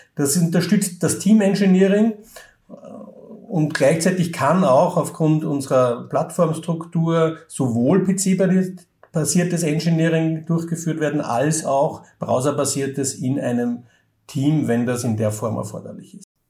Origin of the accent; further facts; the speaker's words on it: Austria